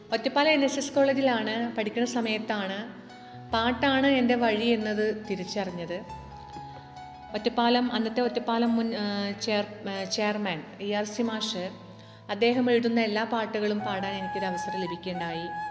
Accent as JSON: {"language": "Malayalam", "town": "Cherpulassery", "region": "Kerala", "country": "India", "tie": "born or raised there", "said": "ചെർപ്പുളശ്ശേരിയിലാണ് ഞാൻ ജനിച്ചതും വളർന്നതും ഇപ്പോൾ താമസിക്കുന്നതും"}